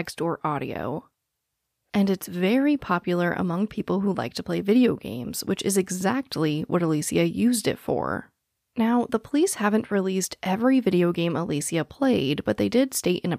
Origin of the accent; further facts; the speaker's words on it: Phoenix, Arizona, United States; I was born and raised in Phoenix, Arizona